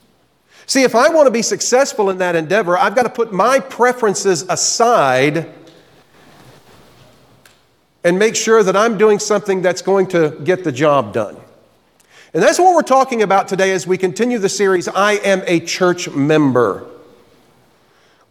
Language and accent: English; Florida, United States; moved away; also born or lived in the Carolinas; growing up in Florida, I did a lot of fishing. My dad had a boat, and on any given weekend, we would be out in Tampa Bay or out in the Gulf